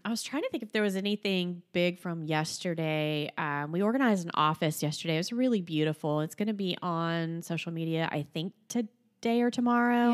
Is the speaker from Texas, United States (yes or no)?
no; Florida, United States; I grew up in Florida